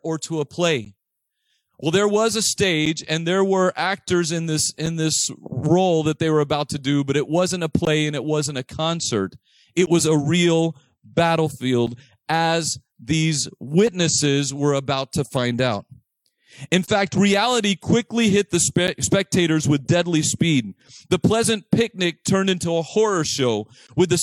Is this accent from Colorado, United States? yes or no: no; Texas, United States; I grew up on Manassas Street in Texas